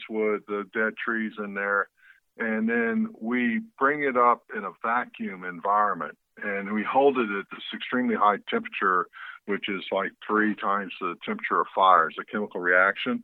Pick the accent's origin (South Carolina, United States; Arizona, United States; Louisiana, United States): Louisiana, United States; moved away; also born or lived in East Texas; I was born and raised in Louisiana and spent a lot of years in East Texas and stuff. And then when I moved out west